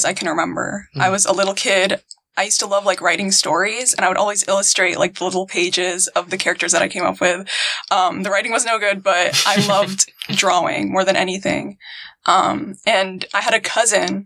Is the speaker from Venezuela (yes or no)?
no; Virginia, United States; moved away; also born or lived in Houston, Texas; I was born and raised in Virginia